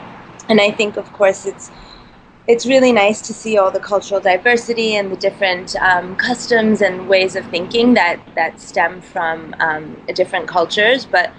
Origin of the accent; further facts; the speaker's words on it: Boston, Massachusetts, United States; born there; accent: American; I was born in Boston, and I mean, I think with my accent, the American side is kind of a giveaway.